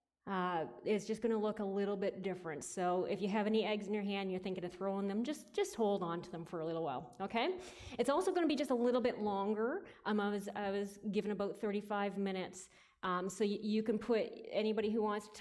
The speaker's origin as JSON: {"language": "English", "town": "Listowel", "region": "Ontario", "country": "Canada", "tie": "born or raised there", "lives_now": "Kitchener-Waterloo, Canada", "said": "I was raised in Listowel and went to Listowel Mennonite Church growing up."}